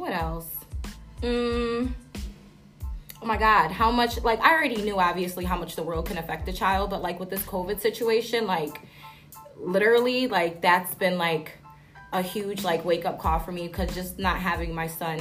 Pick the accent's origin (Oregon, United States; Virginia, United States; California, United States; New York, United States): New York, United States; Syracuse; I am born and raised in Syracuse, New York